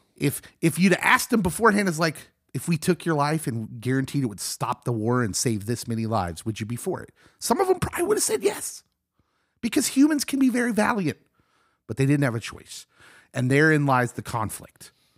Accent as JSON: {"language": "English", "town": "Lawrence", "region": "Kansas", "country": "United States", "tie": "born or raised there", "said": "I grew up in Lawrence, Kansas"}